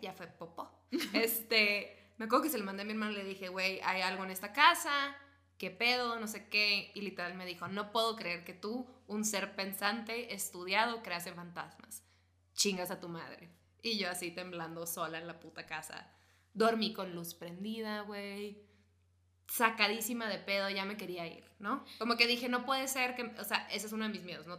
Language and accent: Spanish; northern Mexico border, Mexico; soy niña de frontera